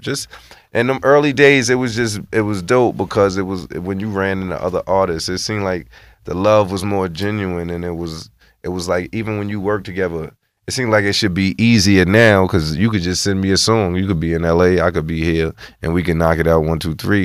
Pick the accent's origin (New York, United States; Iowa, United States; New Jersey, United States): New York, United States; New York City; also born or lived in Barbados; I'm from the Bronx. I'm from Carb City